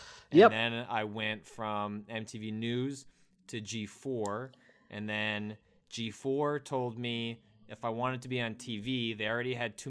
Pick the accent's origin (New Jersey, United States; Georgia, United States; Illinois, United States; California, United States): Illinois, United States; I grew up in the Chicago suburbs.